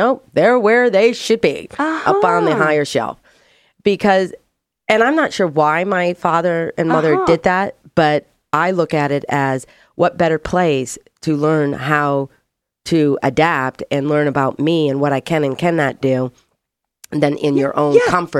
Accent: Michigan, United States; Born and raised in Michigan, so I'm a Great Lakes Midwest Michigan strong girl.

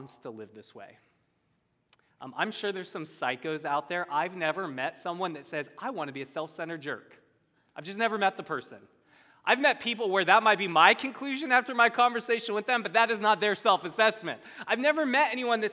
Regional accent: United States; I'm an American.

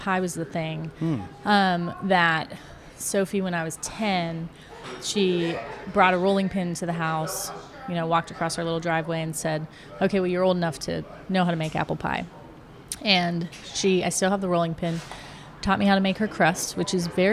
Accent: outskirts of Youngstown, Ohio, United States; moved away as an adult; also born or lived in France; now in Atlanta, United States; growing up in Ohio, a lot of corn, you know, it was really a lovely time

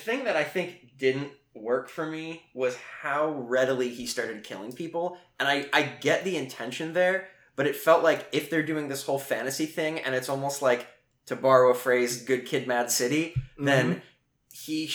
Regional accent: Northeast, United States; I grew up in the Northeast

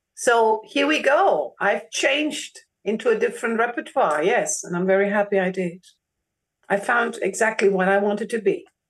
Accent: Germany; first language German; English is a second language; I'm a Greek born in Germany and my first language actually is German

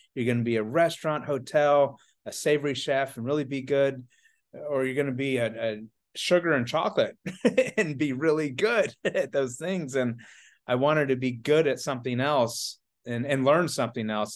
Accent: Atlanta, Georgia, United States; moved away as an adult; also born or lived in Charleston, South Carolina; I'm originally from the Atlanta, Georgia area.

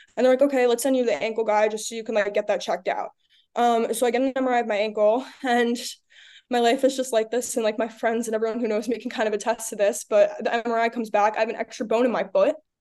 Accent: Long Island, New York, United States; I'm from Long Island

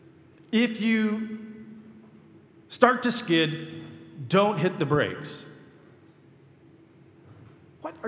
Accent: Michigan, United States; moved away; I grew up in Michigan

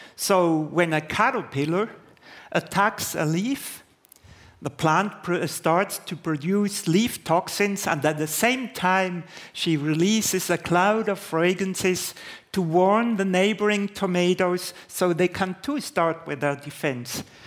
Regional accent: Basel, Basel-Stadt, Switzerland; in Basel, my hometown

